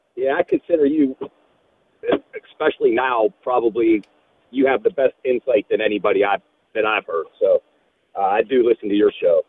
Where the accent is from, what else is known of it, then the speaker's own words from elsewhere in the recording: State College, Pennsylvania, United States; now in North Huntington, United States; I was born in State College Hospital